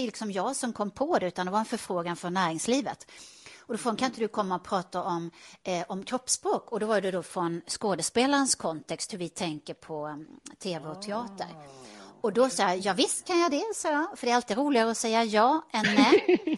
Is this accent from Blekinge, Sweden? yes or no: yes; Karlskrona, Blekinge, Sweden; moved away; also born or lived in Stockholm; jag kommer från Karlskrona som man kanske hör på min dialekt